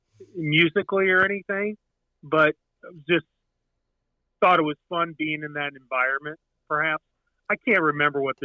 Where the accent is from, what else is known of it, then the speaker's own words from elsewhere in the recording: Chicago, Illinois, United States; moved away; also born or lived in Southern California; I was born in Chicago